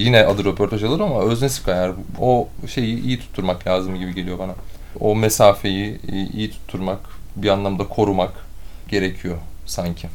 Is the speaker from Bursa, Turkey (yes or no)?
yes; Bursa, Turkey; moved away; also born or lived in Istanbul; Bursa doğumluyum.